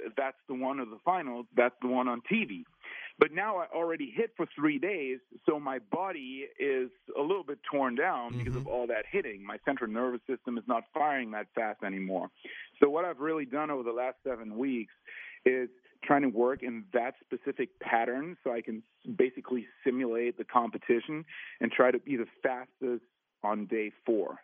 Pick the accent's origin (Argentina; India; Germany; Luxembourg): Germany; I'm from Germany